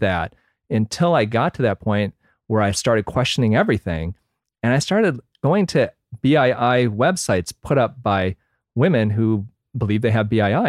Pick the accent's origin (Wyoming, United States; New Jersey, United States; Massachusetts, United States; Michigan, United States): Michigan, United States; I grew up in Michigan